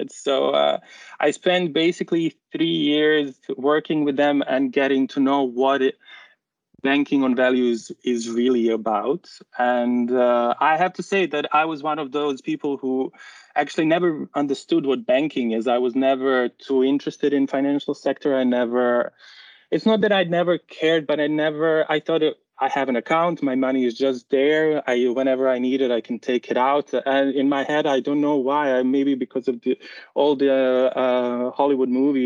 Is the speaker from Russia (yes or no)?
no; Bosnia & Herzegovina; moved away as an adult; now in Netherlands; I'm originally from Bosnia and Herzegovina, a really beautiful country